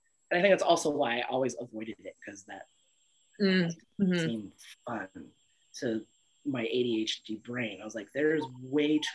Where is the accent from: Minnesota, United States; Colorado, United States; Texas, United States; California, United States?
California, United States; Lake County; also born or lived in Oahu, Hawaii / Portland, Oregon; grew up in a poorish rural California area. Our towns aren't even big enough to be towns. Called Lake County, above Napa, next to Mendocino